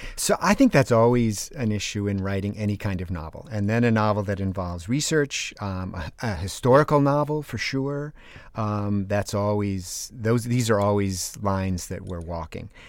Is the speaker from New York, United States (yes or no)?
no; East Granby, Connecticut, United States; now in Oregon, United States; I live in Oregon now and teach at Oregon State University, I grew up in East Granby, Connecticut